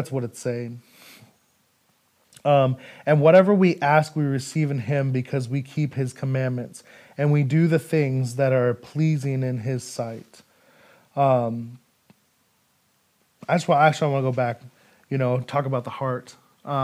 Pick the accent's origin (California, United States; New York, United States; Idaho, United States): Idaho, United States; moved away as an adult; now in Federal Way, United States; I'm from Idaho